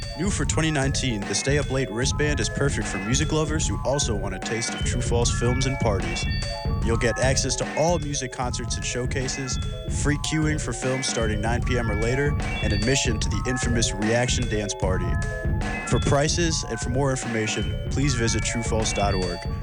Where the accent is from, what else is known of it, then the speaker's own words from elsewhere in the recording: Chicago, Illinois, United States; I'm from Chicago. I'm a Bears fan